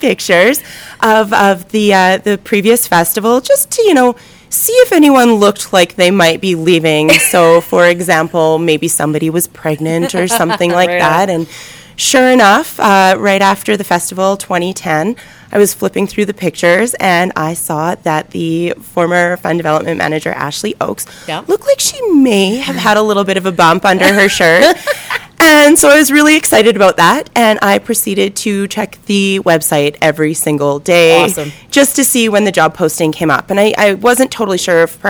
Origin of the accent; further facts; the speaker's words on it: Calgary, Alberta, Canada; I grew up in Calgary